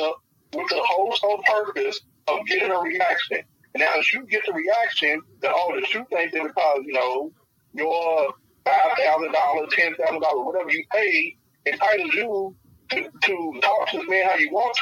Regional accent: Louisville, Kentucky, United States; I'm born and raised in Louisville, lived in Louisville all my life.

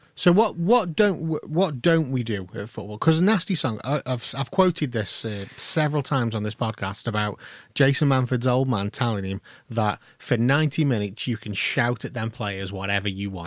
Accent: Stoke-on-Trent, West Midlands, United Kingdom; we are all from Stoke on Trent

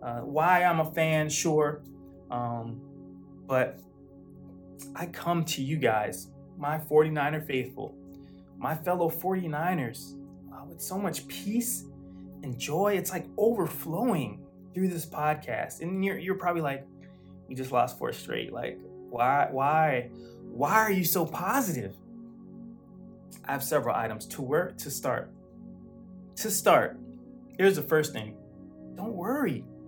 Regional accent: Fort Campbell, Kentucky, United States; born there; also born or lived in Germany / Austria / Switzerland / Kansas; now in South Florida, United States; I'm not originally from South Florida. I was what you call an army brat growing up. So when I grew up, I lived in Germany, Austria, and Switzerland, and Kansas, and Tennessee, and Kentucky, which is where I was born, Fort Campbell, Kentucky

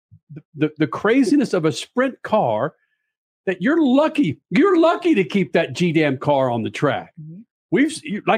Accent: Dallas, Texas, United States; also born or lived in Carrollton, Texas; I was raised in Dallas, Texas

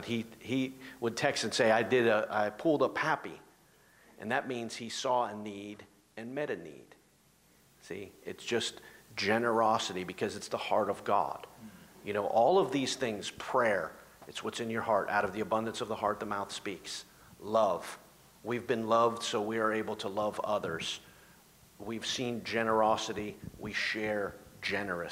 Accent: Ohio, United States; now in South Jersey, United States; I'm from Ohio

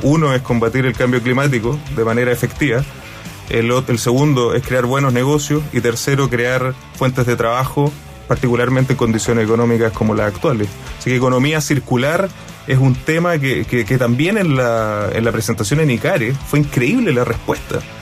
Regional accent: Iquique, Tarapacá, Chile; Yo, yo vivo en Iquique y, bueno, tengo un compromiso, soy, soy iquiqueño y fue una decisión mía al volver

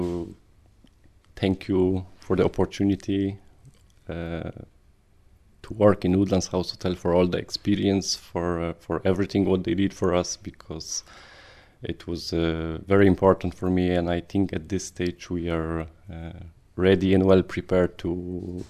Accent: Poland; English is a second language; moved away as an adult; now in Ireland; I'm from Poland. I came into Ireland in December

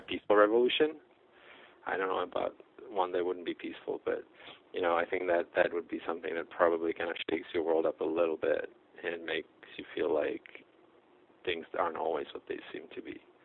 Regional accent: Czechia; moved away; from the Czech Republic. That's where I grew up.

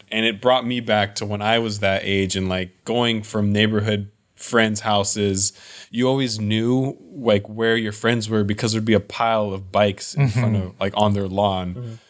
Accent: Lake Forest, California, United States; I grew up in Lake Forest, which is like, I mean, now it's kind of a big city, but it's a Southern California. It's in Orange County.

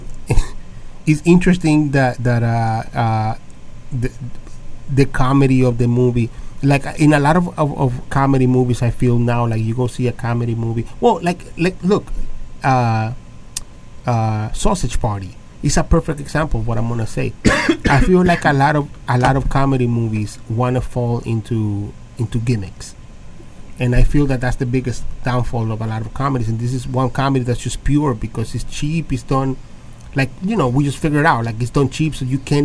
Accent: Long Island, New York, United States; accent: Long Island; my Long Island accent

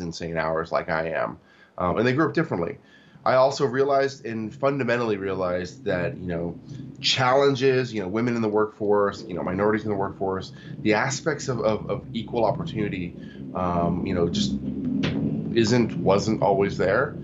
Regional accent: Tacoma, Washington, United States; also born or lived in Seoul, South Korea; So I was born in Seoul, South Korea, but I grew up in Tacoma, Washington.

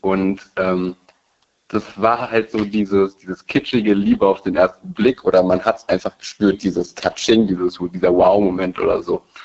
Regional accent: Berlin, Germany; also born or lived in Rhineland-Palatinate; Ich bin in Berlin geboren

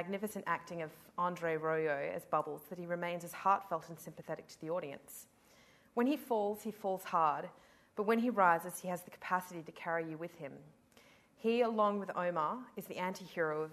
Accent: Adelaide, South Australia, Australia; I come from Adelaide

